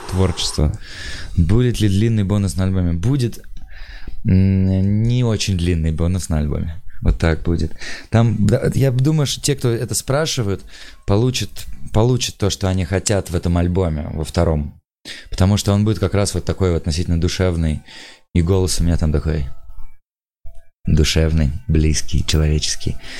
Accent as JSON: {"language": "Russian", "town": "Tula", "region": "Tula Oblast", "country": "Russia", "moved": "yes", "lives_now": "Moscow, Russia", "said": "я просто чувак из Тулы, как-то вот приехал в Москву"}